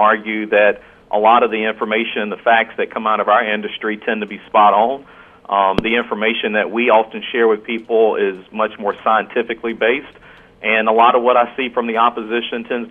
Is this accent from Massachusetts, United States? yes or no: no; North Carolina, United States; I'm originally from North Carolina.